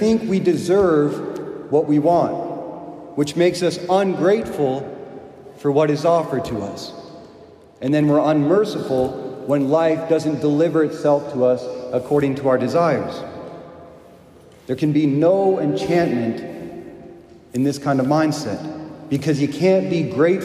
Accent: United States; I'm an American

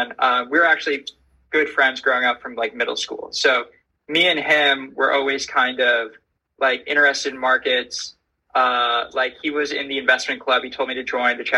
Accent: Syosset, New York, United States; I grew up in Long Island, so in a town called Syosset, kind of in the middle north of the island

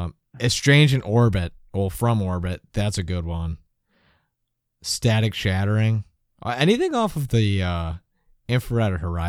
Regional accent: Rochester, New York, United States; I'm from Rochester

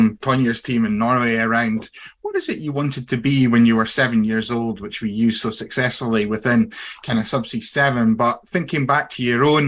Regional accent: Aberdeen, Scotland, United Kingdom; myself, who was brought up in Aberdeen

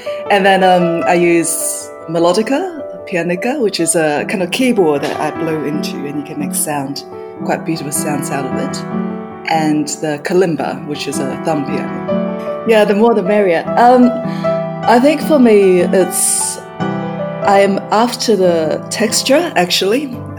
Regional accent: Kaohsiung, Taiwan; also born or lived in New Zealand / Australia; now in London, United Kingdom; I was born in Kaohsiung in Taiwan, and it's kind of like a port city down south. And throughout my childhood, I grew up in Taiwan, in New Zealand, and in Australia as well. So I'm Australian in the end.

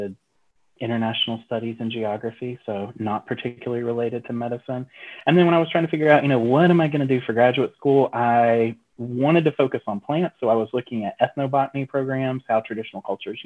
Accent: Asheville, North Carolina, United States; I grew up in Western North Carolina. So I grew up in the mountains just outside Asheville

